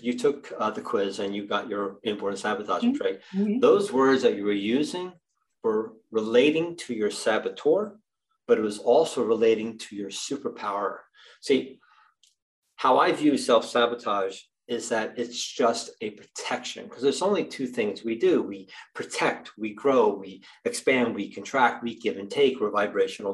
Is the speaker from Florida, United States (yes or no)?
no; New Jersey, United States; I'm from New Jersey